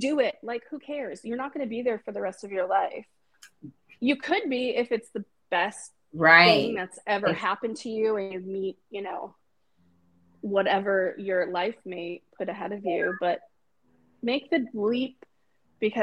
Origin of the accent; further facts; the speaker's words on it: East Coast, United States; moved away as an adult; also born or lived in Chicago / New York; now in San Francisco, United States; growing up on the East Coast, I'd been to New York